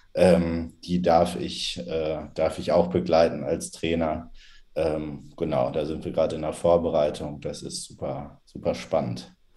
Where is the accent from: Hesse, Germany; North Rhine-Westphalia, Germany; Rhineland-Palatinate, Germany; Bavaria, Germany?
North Rhine-Westphalia, Germany; Dortmund; also born or lived in Münster; 32, äh, inzwischen wieder in Dortmund, aber die letzten, ich glaube, elf oder zwölf Jahre in Münster gelebt